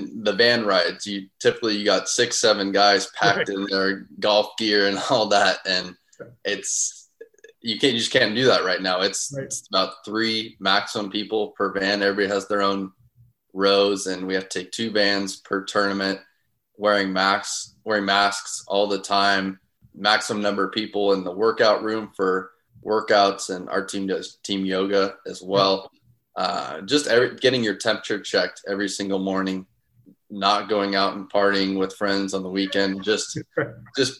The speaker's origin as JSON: {"language": "English", "region": "Southern California", "country": "United States", "tie": "born or raised there", "moved": "as an adult", "lives_now": "St. Louis, United States", "said": "I grew up in Southern California, very hot spot for junior golf"}